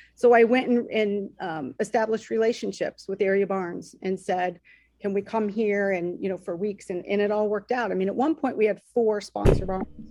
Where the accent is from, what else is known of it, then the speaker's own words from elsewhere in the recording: Dayton, Ohio, United States; we grew up in Dayton, Ohio